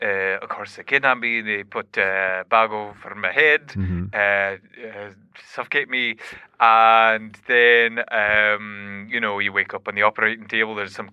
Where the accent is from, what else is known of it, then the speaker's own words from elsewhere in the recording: Scotland, United Kingdom; And so I, you know, it's a traditional Scottish thing. I'm from Scotland, in case you're not aware.